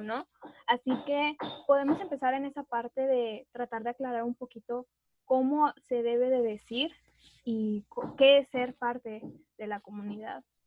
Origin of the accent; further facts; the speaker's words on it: Monterrey, Nuevo León, Mexico; una regia